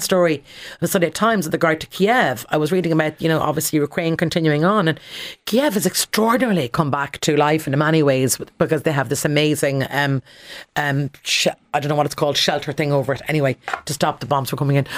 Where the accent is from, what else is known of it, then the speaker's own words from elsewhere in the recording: Connemara Gaeltacht, Galway, Connacht, Ireland; I grew up in the Connemara Gaeltacht